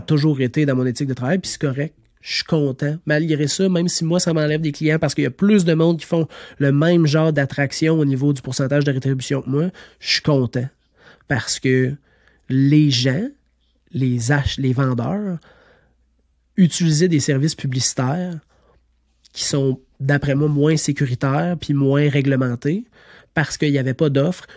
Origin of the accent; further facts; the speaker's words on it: Estrie, Quebec, Canada; Je suis natif de l'Estrie